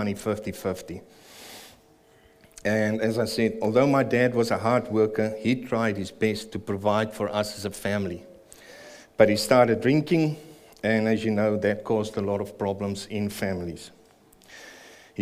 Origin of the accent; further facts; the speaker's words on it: Pretoria, Gauteng, South Africa; moved away as an adult; also born or lived in Greymouth, New Zealand; now in New Zealand; I was born and raised in Pretoria